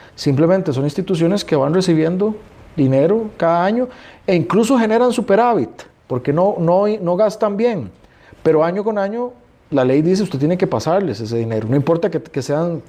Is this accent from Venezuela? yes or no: no; Costa Rica; todos como costarricenses